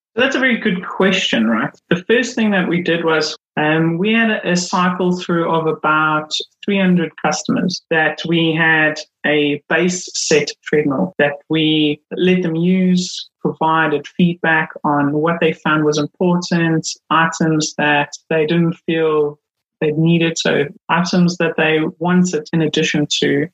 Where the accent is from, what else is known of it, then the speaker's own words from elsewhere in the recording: Durban, KwaZulu-Natal, South Africa; moved away as an adult; now in Milton Keynes, United Kingdom; I grew up in South Africa. Um, grew up in Durban